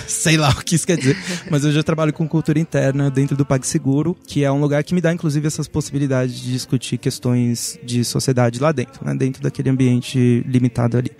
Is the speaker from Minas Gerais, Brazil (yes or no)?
no; São Paulo, Brazil; aqui em São Paulo, né, a gente tinha uma herança dos anos 90